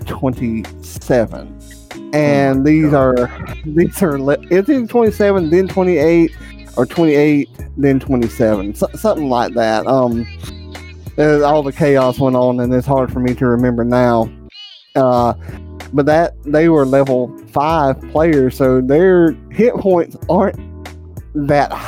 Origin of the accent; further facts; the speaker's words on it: the South, United States; I'm from the South